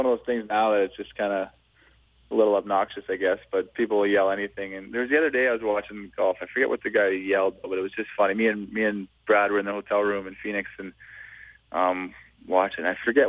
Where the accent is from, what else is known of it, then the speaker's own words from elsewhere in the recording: Yorkton, Saskatchewan, Canada; also born or lived in Edmonton; now in Los Angeles, United States; I did 4 years in my hometown of Yorkton, Saskatchewan, and then I moved it to Saskatoon.